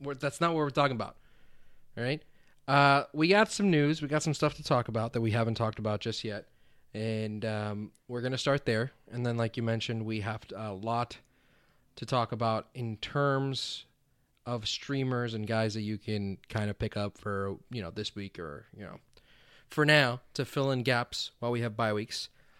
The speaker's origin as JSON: {"language": "English", "region": "Mississippi", "country": "United States", "said": "I'm from Mississippi."}